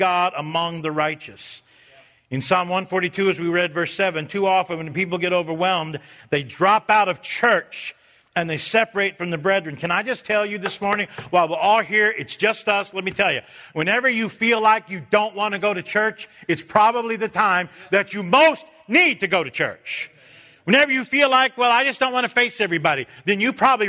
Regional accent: United States; I'm an American

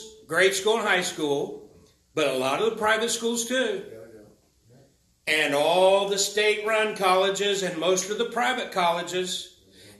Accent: United States; I'm an American

